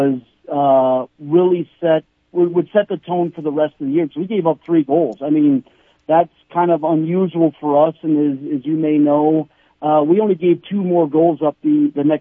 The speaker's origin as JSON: {"language": "English", "town": "Mitchell", "region": "South Dakota", "country": "United States", "tie": "born or raised there", "moved": "as an adult", "lives_now": "Sioux Falls, United States", "said": "Mitchell, which is, you know, my hometown"}